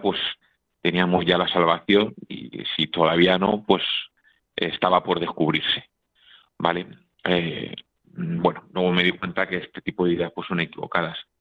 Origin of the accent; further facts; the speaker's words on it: Madrid, Community of Madrid, Spain; Yo, soy de Madrid, eh, vivía en Madrid, en, en un, pues, en una urbanización buena con mis padres